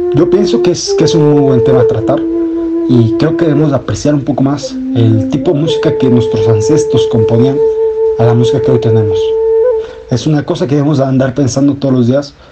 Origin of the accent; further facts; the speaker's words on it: Mexico; nosotros como mexicanos